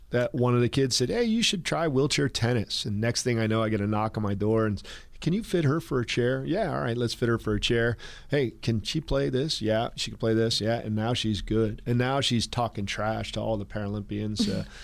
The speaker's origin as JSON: {"language": "English", "region": "California", "country": "United States", "tie": "born or raised there", "said": "Where I grew up in California, adaptive PE is a requirement"}